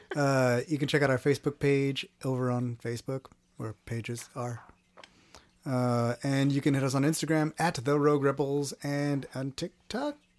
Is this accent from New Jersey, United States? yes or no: no; Texas, United States; I'm from Texas